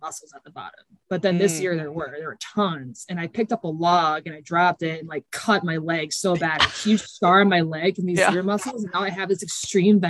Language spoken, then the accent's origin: English; Grand Haven, Michigan, United States; I grew up in Michigan, and I grew up in Grand Haven, Michigan, which is like on the coast of Lake Michigan